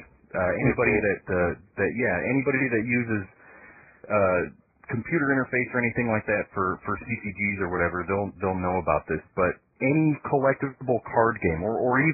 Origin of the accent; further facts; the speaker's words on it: Michigan, United States; now in Tennessee, United States; I'm from Michigan too